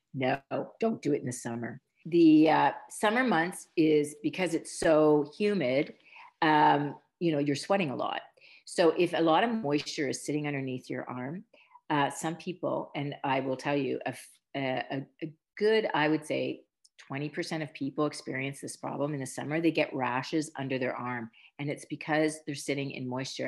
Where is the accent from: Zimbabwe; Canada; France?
Canada; Ontario; I'm, Canadian, and I grew up in a small Mennonite community